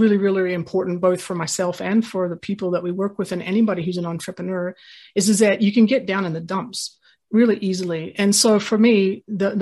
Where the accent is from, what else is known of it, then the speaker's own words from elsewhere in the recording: United States; moved away as an adult; also born or lived in New Zealand / Hong Kong; now in Australia; born and raised in the US until I was nearly finished with university